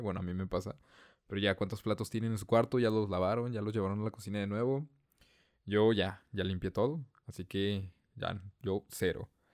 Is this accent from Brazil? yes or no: no; northern Mexico, Mexico; yo soy el único de la familia que es del norte